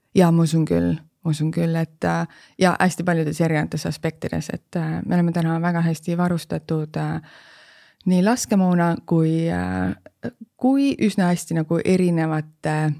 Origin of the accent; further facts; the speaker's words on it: Estonia; me oleme just eestlased